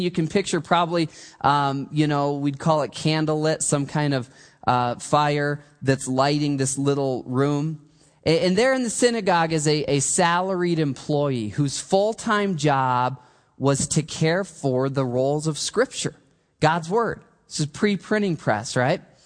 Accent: Michigan, United States; I grew up in Michigan

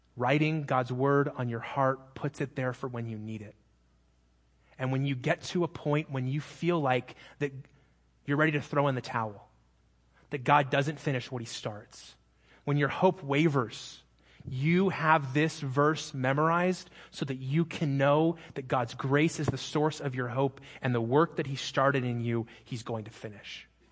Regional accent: Phoenix, Arizona, United States; moved away; I'm from Phoenix

